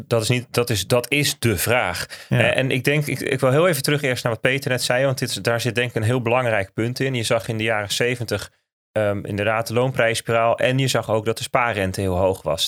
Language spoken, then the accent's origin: Dutch; Netherlands; wij als Nederlanders